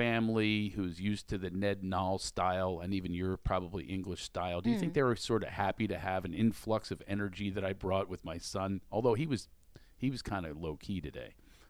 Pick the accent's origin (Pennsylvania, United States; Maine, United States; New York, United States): Pennsylvania, United States; Philadelphia; accent: Philly; my mother would be very happy if I lost my Philly accent.